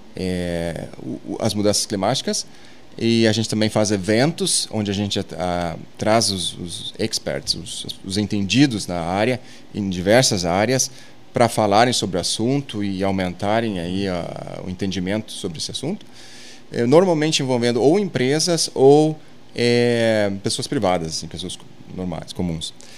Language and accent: Portuguese; Arroio do Tigre, Rio Grande do Sul, Brazil; moved away; eu venho lá do Arroio do Tigre, Sobradinho